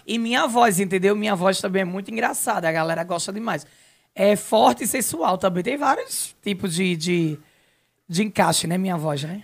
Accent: Nazaré da Mata, Pernambuco, Brazil; de onde eu sou, a minha naturalidade Nazaré da Mata

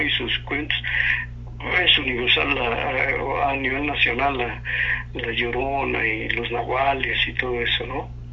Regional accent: Mexico City, Mexico; yo desde mi infancia, yo nací en Tepito

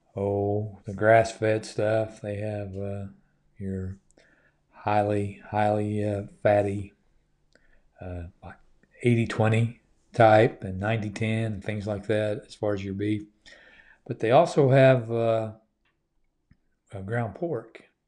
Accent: United States; I'm an American

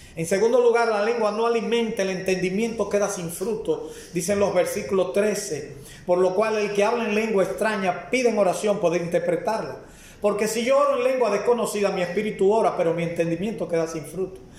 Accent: Dominican Republic; como dominicano

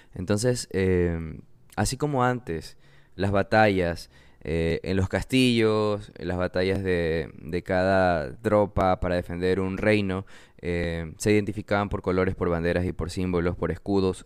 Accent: Manabí, Ecuador; Yo soy de Manabí, de nuevo soy diseñador ecuatoriano, vivo en la costa

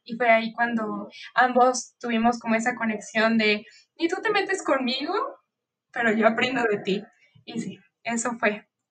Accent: Mexico City, Mexico; Yo nací y vivo aquí en la Ciudad de México

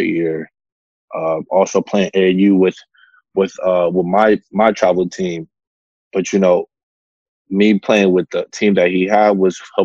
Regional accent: Atlanta, Georgia, United States; I'm from Atlanta, Georgia

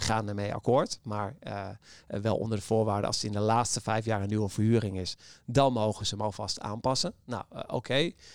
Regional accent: Amsterdam, North Holland, Netherlands; we als Amsterdammers

